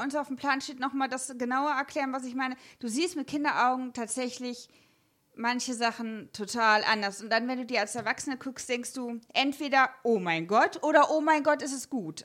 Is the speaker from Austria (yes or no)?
no; Germany; Ich als reines Westkind